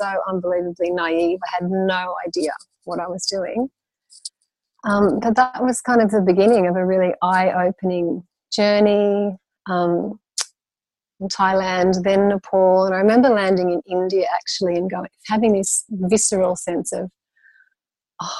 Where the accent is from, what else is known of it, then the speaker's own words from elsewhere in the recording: Brisbane, Queensland, Australia; I grew up in Brisbane, Queensland in Australia, and moved around quite a lot when I was young, but then Brisbane for the latter half